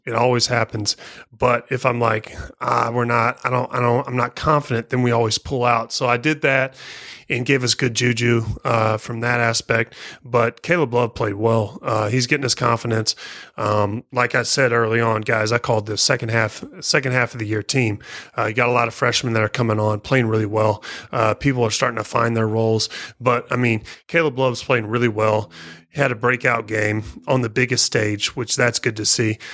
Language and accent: English; Missouri, United States; moved away; I'm from Missouri, uh, traditionally a Rams fan